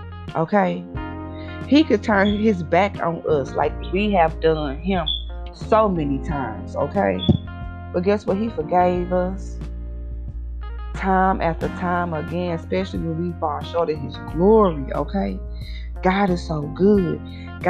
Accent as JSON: {"language": "English", "town": "St. Louis", "region": "Missouri", "country": "United States", "also_born_or_lived": "Berlin, Germany", "said": "I'm all the way from St. Louis, Missouri"}